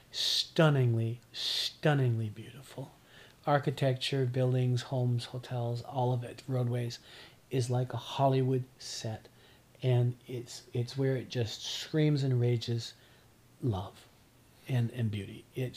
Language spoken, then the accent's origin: English; Corner Brook, Newfoundland and Labrador, Canada; moved away as an adult; return to Newfoundland. I was raised in Corner Brook, as I shared. Left home at 19.